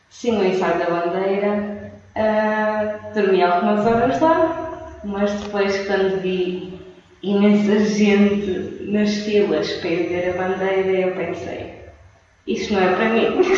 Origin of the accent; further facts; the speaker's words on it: Matosinhos, Norte, Portugal; moved away as an adult; now in Beijing, China; sou do Porto de Matosinhos Estou aqui em Pequim há nove meses a estudar chinês